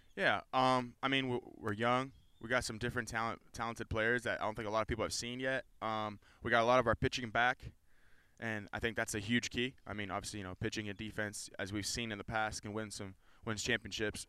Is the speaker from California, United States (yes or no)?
yes; California, United States; moved away